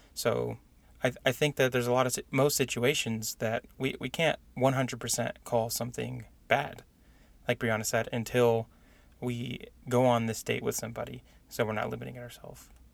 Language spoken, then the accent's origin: English; San Diego, California, United States; moved away as an adult; now in Indiana, United States; I grew up in San Diego